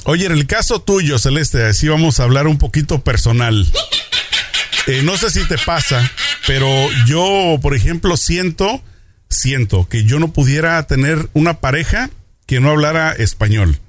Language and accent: Spanish; Tijuana, Baja California, Mexico; moved away; nosotros somos tijuaneros, vamos muy seguido para allá